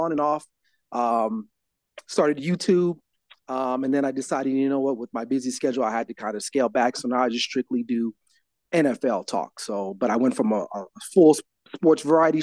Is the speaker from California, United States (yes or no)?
yes; Los Angeles, California, United States; I'm born and raised in Los Angeles, California